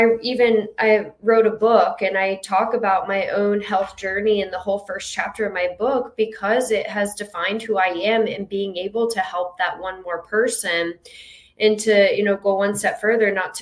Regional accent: Jacksonville, Florida, United States; moved away as an adult; now in Naples, United States; I am from Florida, but I'm from Jacksonville, Florida. And I moved down here about 8 years ago

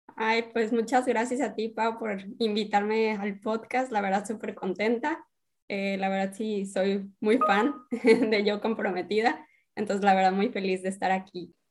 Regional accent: Sonora, Mexico; moved away as an adult; now in Mexicali, Mexico; yo la verdad soy de Sonora, pero pues ya llevo dos años cachito aquí en Mexicali

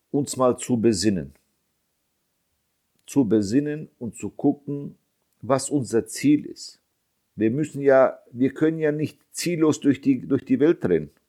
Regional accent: Bosnia & Herzegovina; Ich bin Bosnier. Ich habe Unterstützung von meiner Community, aber wir sind sehr wenige.

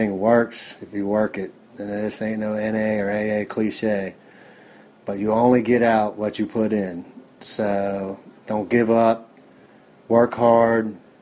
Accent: Cincinnati, Ohio, United States; I'm from Cincinnati, Ohio, 43 years old.

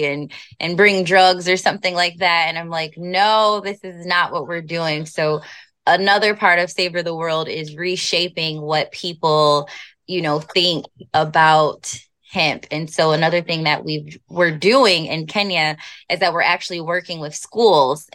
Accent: United States; I'm African American

